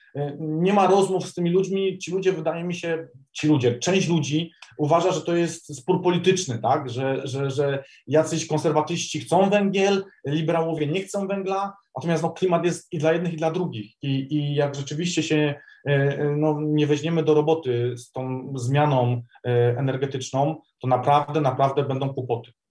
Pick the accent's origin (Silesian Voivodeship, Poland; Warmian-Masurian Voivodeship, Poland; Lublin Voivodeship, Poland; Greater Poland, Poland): Silesian Voivodeship, Poland; u nas, na Śląsku